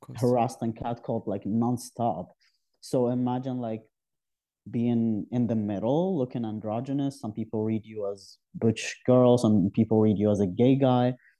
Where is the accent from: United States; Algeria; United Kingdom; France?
Algeria; southeast Algeria; moved away as an adult; also born or lived in Algiers, Algeria; now in Canada; my background is my from south of Algeria, the southern east, and it's where I lived when I was a kid. Uh, I was born in Algiers, the capital, but we moved back to our hometown